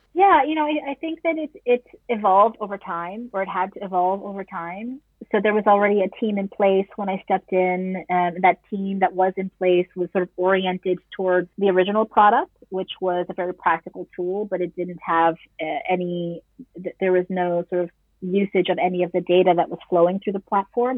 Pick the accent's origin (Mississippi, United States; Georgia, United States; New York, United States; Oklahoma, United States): New York, United States; New York City; moved away as an adult; now in Netherlands; I am uh, an expat born and raised in New York City